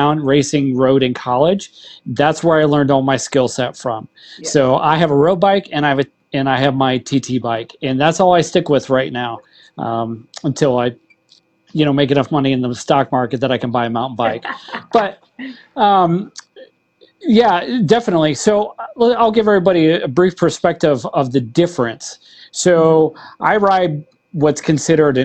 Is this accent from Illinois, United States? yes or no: yes; Central Illinois, United States; I grew up in Illinois, Central Illinois